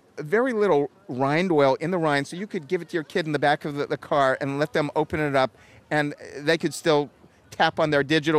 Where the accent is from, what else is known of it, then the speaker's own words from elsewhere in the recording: California, United States; I grew up in California with fruit trees in my yard